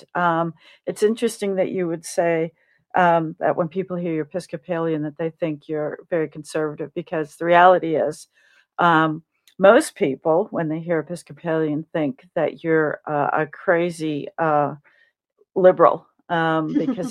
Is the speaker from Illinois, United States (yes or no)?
yes; Illinois, United States; I grew up in Illinois